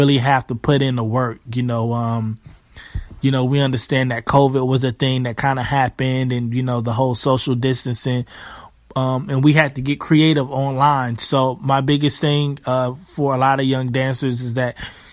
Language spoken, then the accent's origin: English; Charlotte, North Carolina, United States; I'm from Charlotte, North Carolina